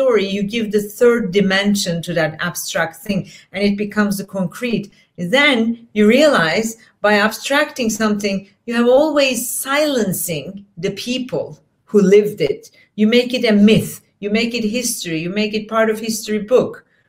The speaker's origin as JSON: {"language": "English", "region": "Istanbul", "country": "Turkey", "tie": "born or raised there", "also_born_or_lived": "Portland", "first_language": "Turkish", "second_language": "English", "moved": "yes", "said": "I grew up in Istanbul in Turkey, and I went to school in Turkey"}